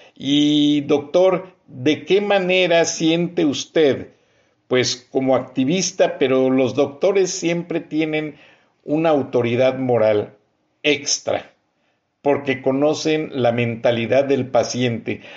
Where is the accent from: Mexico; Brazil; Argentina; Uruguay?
Mexico; Bajío; now in United States; yo soy del Bajío